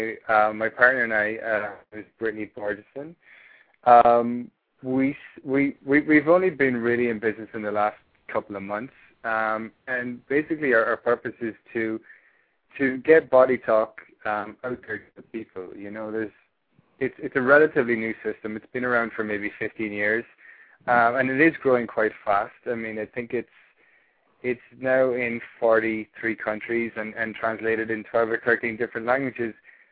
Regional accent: Ireland; accent: Irish; moved away as an adult; I'm from Ireland. Yeah, if you can tell by the accent. I've been living here for 2.5 years now, and been talking to a lot of Americans. So my accent has changed somewhat, but there's still a bit of Irish in there.

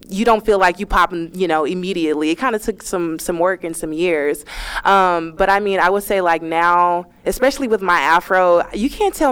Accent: Dallas, Texas, United States; also born or lived in Houston; I grew up in Dallas

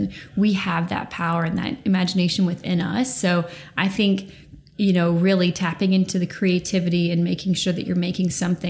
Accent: Alabama, United States; moved away as an adult; now in New York, United States; I've lived in New York for the past almost 10 years. I'm originally from Alabama

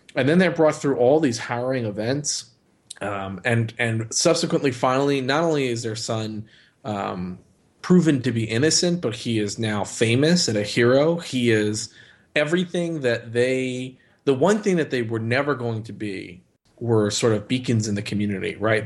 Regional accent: Northeast, United States; growing up in the Northeast

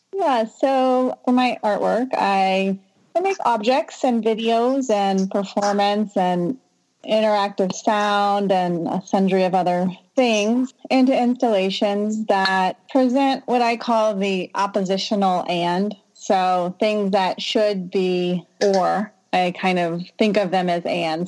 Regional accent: Southern Louisiana, United States; moved away; I'm from Southern Louisiana

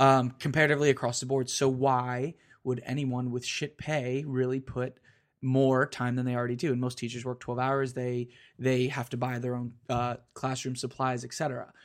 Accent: Florida, United States; I grew up in Florida.

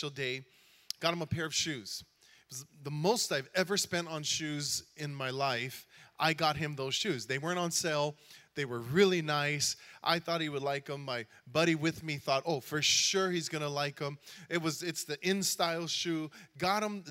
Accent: Hawaii, United States; I am from Hawaii

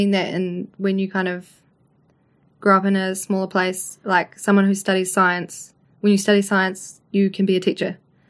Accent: Levin, Manawatū-Whanganui, New Zealand; born or raised there

